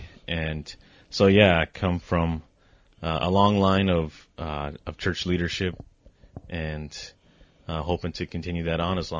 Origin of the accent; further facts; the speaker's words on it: Downey, California, United States; I'm from Downey. I'm an elder at Assembly of Christians in Downey.